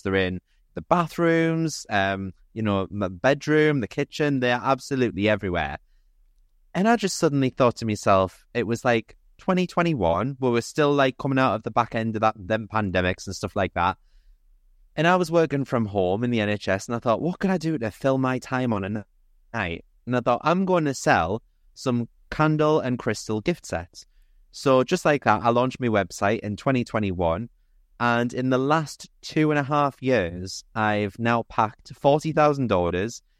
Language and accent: English; Newcastle upon Tyne, North East England, United Kingdom; I'm thirty-six, I'm from Newcastle